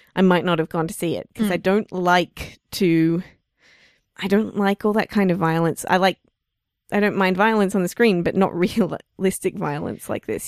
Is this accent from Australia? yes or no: yes; Australia; we're Australian